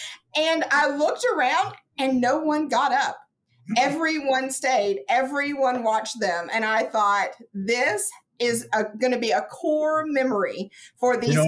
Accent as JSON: {"language": "English", "region": "Kentucky", "country": "United States", "moved": "yes", "lives_now": "Houston, United States", "said": "I'm originally from Kentucky. College there, yes, and grew up in a small band and started my teaching in small bands."}